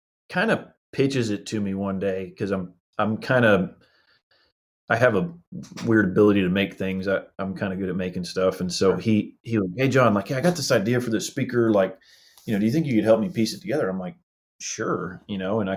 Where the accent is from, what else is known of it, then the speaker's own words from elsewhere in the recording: Houston, Texas, United States; We are all from Houston